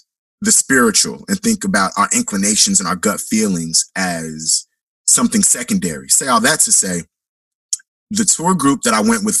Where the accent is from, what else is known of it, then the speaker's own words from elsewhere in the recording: Chicago, Illinois, United States; accent: Chicago; yo, you sound like you got a Chicago accent. You from the States? And I'm like, yeah, I'm from the Shy.